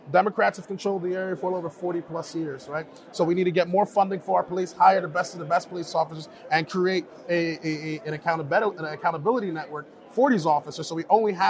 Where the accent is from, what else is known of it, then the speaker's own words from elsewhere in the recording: Paterson, New Jersey, United States; Like, so I'm from Paterson, New Jersey. It's an inner city.